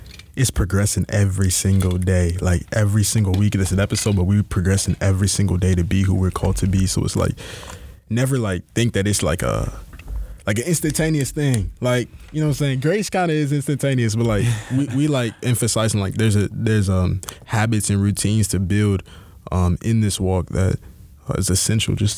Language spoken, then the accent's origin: English; Houston, Texas, United States; also born or lived in Nigeria (ancestry); now in Milwaukee, United States; I'm from Houston, Texas, down south, H-Town till we drown